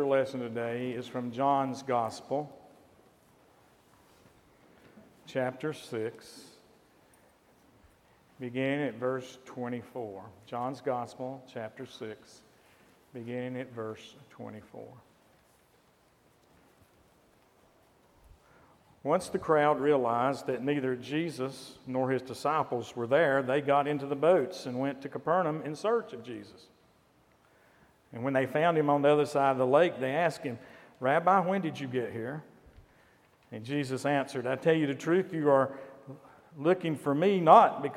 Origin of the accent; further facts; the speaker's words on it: Valdese, North Carolina, United States; my hometown of Valdez, North Carolina